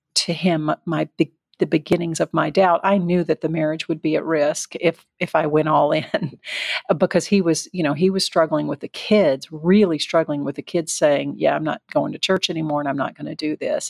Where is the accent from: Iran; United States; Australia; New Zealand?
United States; the South; I was raised in the South